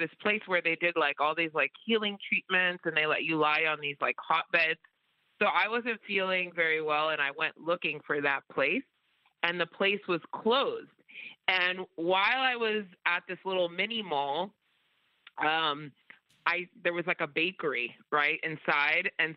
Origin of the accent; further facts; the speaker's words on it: Cameroon; also born or lived in New Jersey; now in Hawaii, United States; I'm actually originally from Cameroon, but I live in Hawaii now.